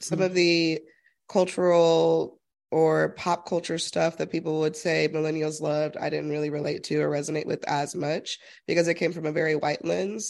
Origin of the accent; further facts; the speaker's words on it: Utah, United States; growing up in Utah as an extreme minority.